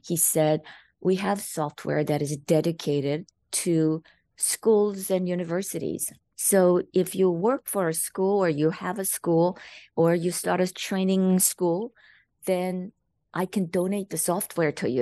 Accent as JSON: {"language": "English", "country": "South Korea", "tie": "born or raised there", "second_language": "English", "moved": "as an adult", "lives_now": "United States"}